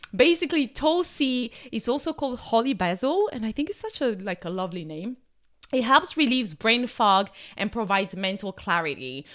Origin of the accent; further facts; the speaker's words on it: France; accent: French; My French accent is taking over